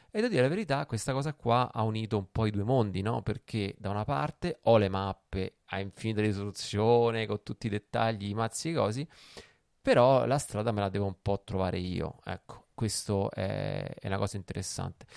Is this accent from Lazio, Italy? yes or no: yes; Rome, Lazio, Italy; io ho preso la patente a Roma, sono romano